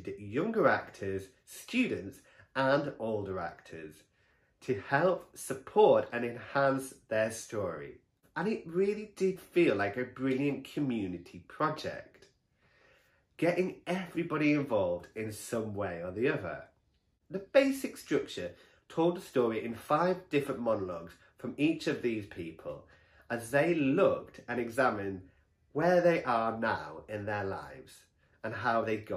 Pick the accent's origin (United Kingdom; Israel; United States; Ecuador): United Kingdom; Stockton-on-Tees, North East England; Stockton, which bizarrely is my hometown.